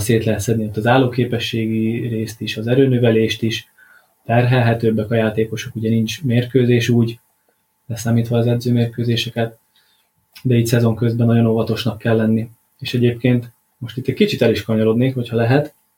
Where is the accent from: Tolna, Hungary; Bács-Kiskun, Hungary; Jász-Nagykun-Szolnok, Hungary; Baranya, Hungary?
Tolna, Hungary; Paks; itt Pakson foglalkozhatok focistákkal, ugye az adott klubnál, ahol nevelkedtem